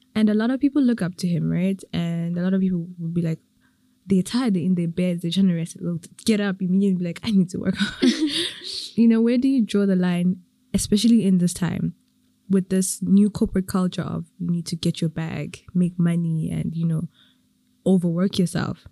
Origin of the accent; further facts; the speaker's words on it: Eswatini; now in Rwanda; I'm from Swaziland, so but I'm in Rwanda.